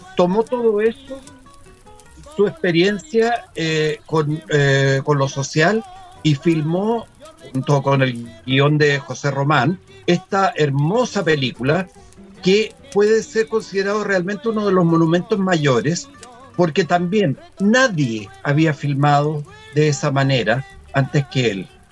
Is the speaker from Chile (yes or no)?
yes; Chile; Sí, soy chileno